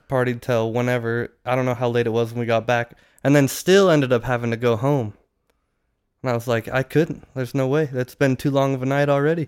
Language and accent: English; Utah, United States; moved away; we're from Utah